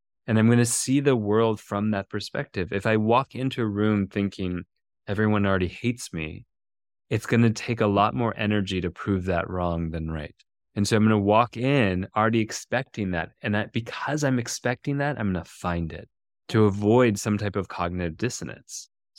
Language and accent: English; Minnesota, United States; In Minnesota.